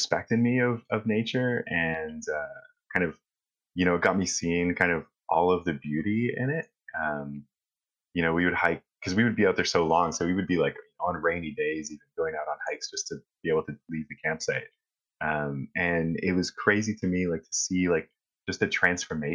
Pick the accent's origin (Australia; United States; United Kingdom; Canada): Canada; North Bay, Ontario; I grew up in North Bay, Ontario